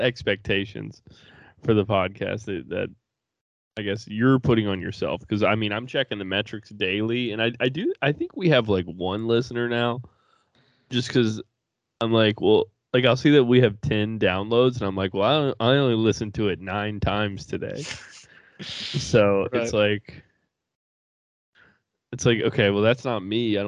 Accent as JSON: {"language": "English", "region": "North Carolina", "country": "United States", "said": "I'm from North Carolina"}